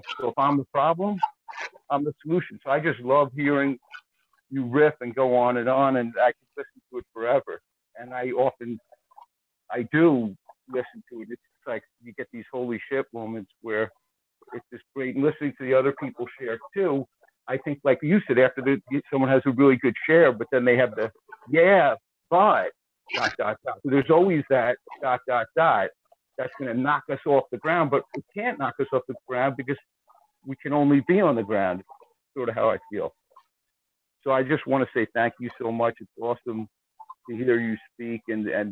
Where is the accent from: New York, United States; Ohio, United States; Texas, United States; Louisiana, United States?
New York, United States; Long Island; I'm also from Long Island